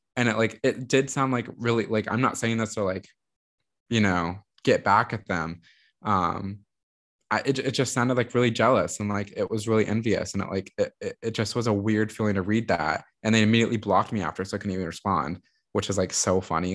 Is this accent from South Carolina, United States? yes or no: no; Texas, United States; also born or lived in New York; I have to return to Austin. There's a lot of political work I want to do here. There's a lot I want to change in my home state